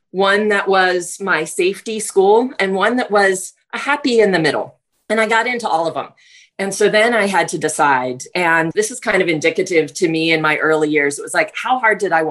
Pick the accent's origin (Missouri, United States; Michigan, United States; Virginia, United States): Virginia, United States; I'm from the East Coast, grew up in Virginia, and was raised by a single mom